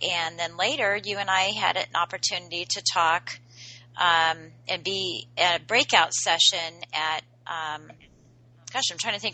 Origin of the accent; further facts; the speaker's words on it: Washington, District of Columbia, United States; in the DC metro area, which is my hometown area